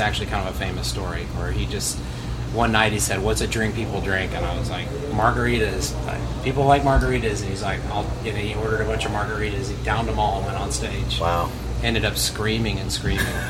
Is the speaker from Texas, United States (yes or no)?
yes; Houston, Texas, United States; born or raised there; also born or lived in Connecticut / Northridge, Los Angeles, California